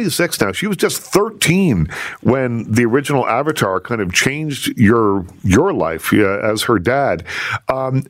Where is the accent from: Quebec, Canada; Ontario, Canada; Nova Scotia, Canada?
Nova Scotia, Canada; Liverpool; I'm from the South Shore. I'm from Liverpool, Nova Scotia.